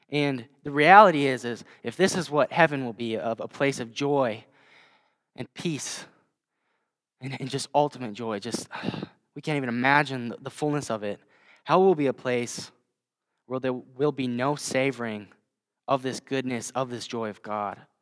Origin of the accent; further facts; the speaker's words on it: Hills-Beaver Creek area, Minnesota, United States; now in Vermillion, United States; I actually grew up just, uh, about twenty miles from here, um, in the Hills Beaver Creek area